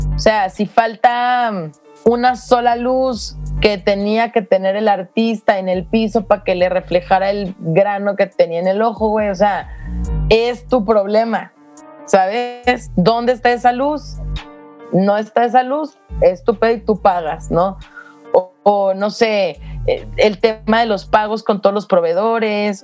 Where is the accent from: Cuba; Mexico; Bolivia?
Mexico; moved away as an adult; yo no me voy de México